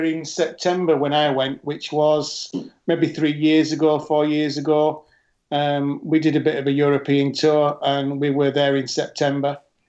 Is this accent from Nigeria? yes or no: no; Yorkshire and the Humber, United Kingdom; I come from Yorkshire